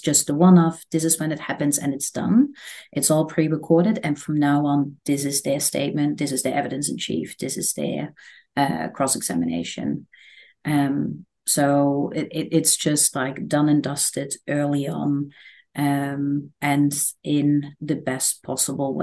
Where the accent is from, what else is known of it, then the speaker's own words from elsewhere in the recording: Netherlands; now in Australia; I'm originally from the Netherlands